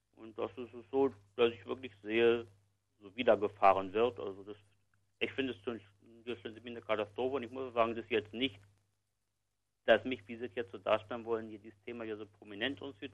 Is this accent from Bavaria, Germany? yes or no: no; Berlin, Germany; Ich bin gebürtiger Westberliner